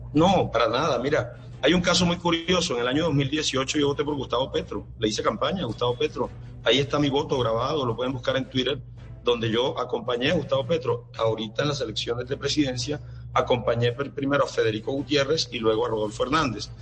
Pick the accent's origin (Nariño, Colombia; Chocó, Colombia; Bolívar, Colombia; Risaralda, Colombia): Bolívar, Colombia; Magangué; Toda mi infancia me la, la viví en Mangué.